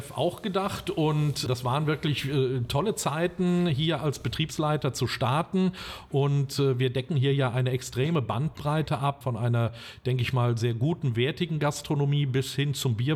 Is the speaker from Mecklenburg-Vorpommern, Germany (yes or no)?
no; Bad Breisig, Rhineland-Palatinate, Germany; geboren bin ich tatsächlich in äh, direkter Nähe, nämlich in Remagen am Rhein, was aber dem Zustand geschuldet ist, dass Bad Breisig, wo wir damals wohnten, kein Krankenhaus hatte.